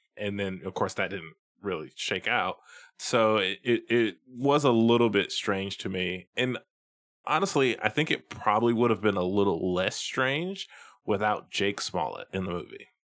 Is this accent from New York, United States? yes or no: no; Tennessee, United States; Samuel L. Jackson is from my home state of Tennessee